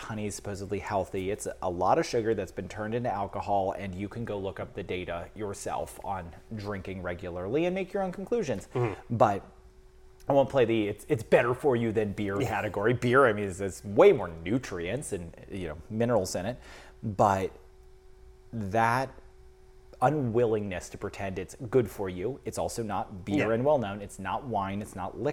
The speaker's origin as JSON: {"language": "English", "region": "Mid-Atlantic", "country": "United States", "tie": "born or raised there", "also_born_or_lived": "Wisconsin / Vermont", "moved": "as an adult", "lives_now": "St. Albans, Vermont, United States", "said": "I'm originally from the Mid-Atlantic"}